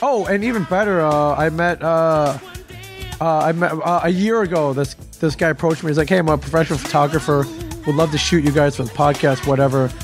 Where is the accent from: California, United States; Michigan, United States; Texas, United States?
Michigan, United States; moved away; Michigan's my home state